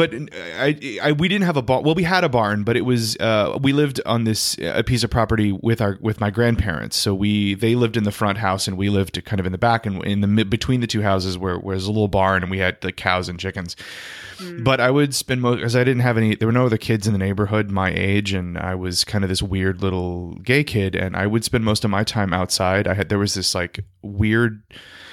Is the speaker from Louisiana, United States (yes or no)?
yes; Louisiana, United States; So I grew up in Louisiana. I'm a Cajun boy.